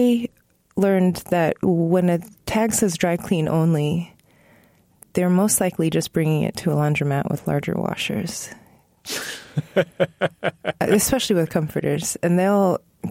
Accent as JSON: {"language": "English", "region": "Northern Virginia", "country": "United States", "tie": "born or raised there", "said": "I was growing up in Northern Virginia."}